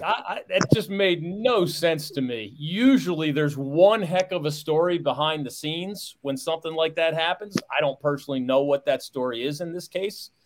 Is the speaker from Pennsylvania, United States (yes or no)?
yes; Philadelphia, Pennsylvania, United States; I grew up in Philadelphia, Pennsylvania.